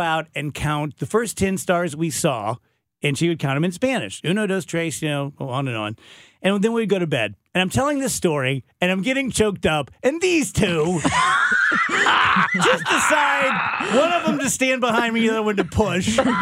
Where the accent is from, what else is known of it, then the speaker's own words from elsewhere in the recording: Scotland, United Kingdom; I'm Scottish